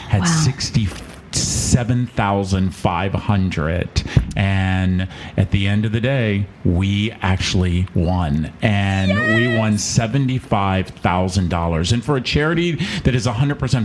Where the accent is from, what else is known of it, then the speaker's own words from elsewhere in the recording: North Carolina, United States; also born or lived in Richmond, Virginia / Manassas, Virginia / Maryland; I actually grew up in the Carolinas. So we started I was born in Richmond, Virginia, but we started our journey in North Carolina as a little boy